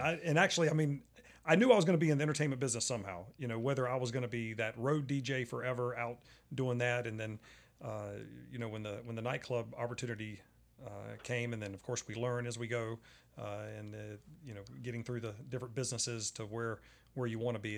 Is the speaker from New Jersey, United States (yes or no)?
no; Charlotte, North Carolina, United States; I'm at the poker table. It's Charlotte, North Carolina